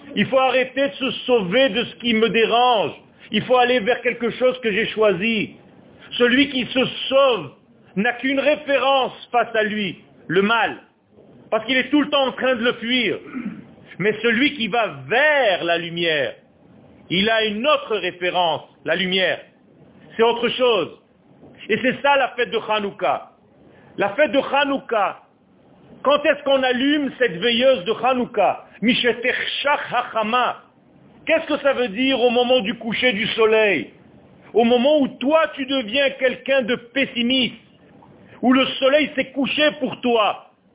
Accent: Israel; also born or lived in Beersheba (probable) / Ashdod; j'ai eu la chance de naître en Eretz Israël. Je suis né à Sheva. Et j'ai vécu à Ashdod

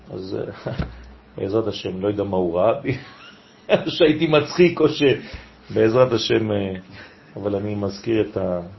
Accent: Israel; born there; עולים עכשיו לאונייה, כולם. והם הגיעו לארץ ונולדתי פה.

